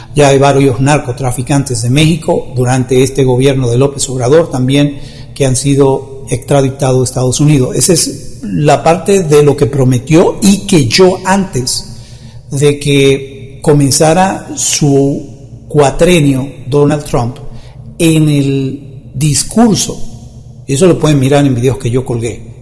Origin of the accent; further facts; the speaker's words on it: Dominican Republic; en mi país, República Dominicana, ya que yo no soy mexicano